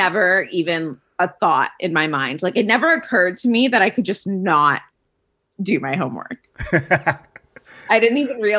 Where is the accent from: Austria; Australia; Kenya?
Austria; Vienna; So it was an odd experience in that we went to the American International School. So we very much lived in a bubble because we went to an American school.